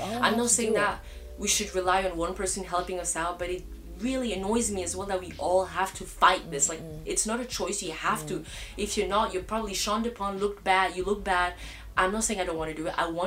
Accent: Cameroon; now in Barcelona, Spain; originally I'm from Cameroon

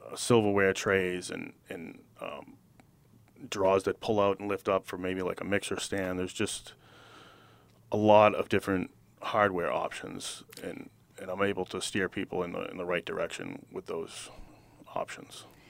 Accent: Wilmington, Massachusetts, United States; I was born and raised in Wilmington.

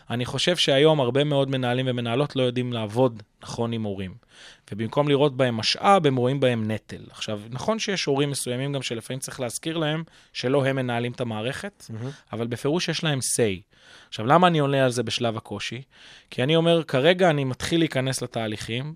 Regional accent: Kfar Saba, Central District, Israel; אני בוגר בית חינוך גלילי בכפר סבא

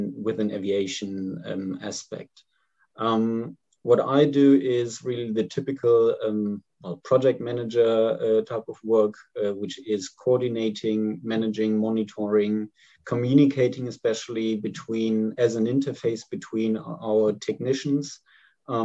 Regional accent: Germany; I'm from Germany

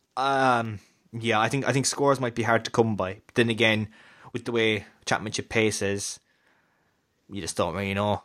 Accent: Kerry, Munster, Ireland; We're from Kerry

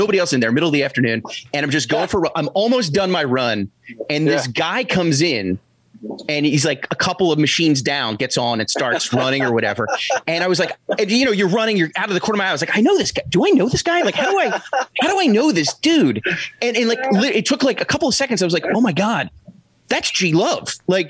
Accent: Philadelphia, Pennsylvania, United States; my hometown of Philadelphia

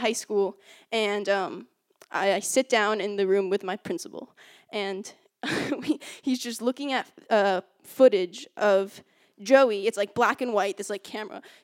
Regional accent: Hastings-on-Hudson, New York, United States; I grew up in New York in a pretty small town called Hastings on Hudson

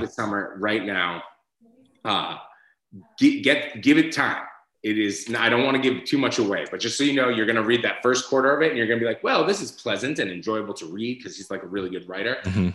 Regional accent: Boston, Massachusetts, United States; moved away as an adult; also born or lived in Athol, Massachusetts / San Francisco; I grew up in Boston, but then we eventually moved to North Central Massachusetts

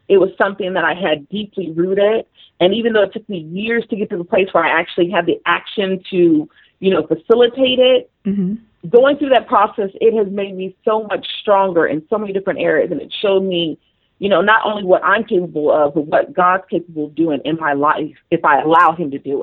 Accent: Las Vegas, Nevada, United States; moved away as an adult; I had never lived, you know, outside of Vegas, which is my hometown

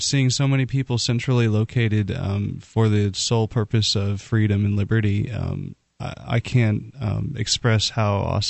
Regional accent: Southwest Florida, United States; now in New Hampshire, United States; back home for me, Southwest Florida

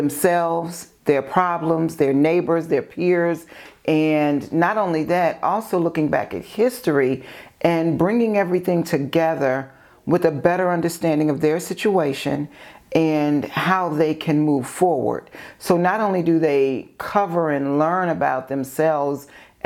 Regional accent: Maywood, Illinois, United States; also born or lived in far south suburbs of Chicago; growing up in Maywood and living on in the far south suburbs

